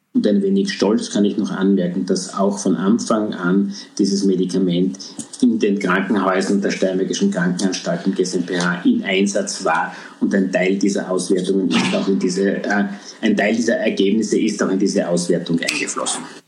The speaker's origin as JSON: {"language": "German", "country": "Austria", "said": "bei uns in Österreich"}